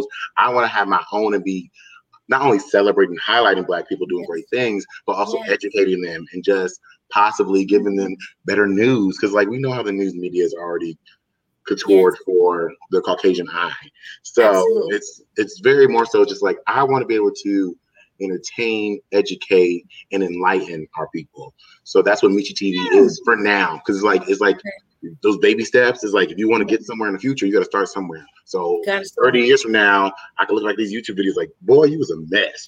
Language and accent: English; New Jersey, United States; We're both from Jersey, so you know the type of small towns we're from.